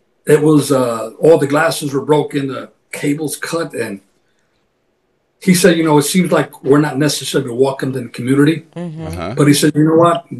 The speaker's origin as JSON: {"language": "English", "town": "New Haven", "region": "Connecticut", "country": "United States", "tie": "born or raised there", "said": "I was born and raised in a wonderful city of New Haven, Connecticut"}